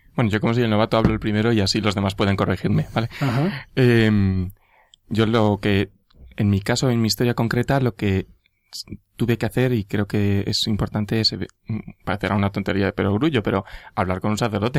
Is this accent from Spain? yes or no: yes; Madrid, Community of Madrid, Spain; soy de Madrid, mm, nací en Madrid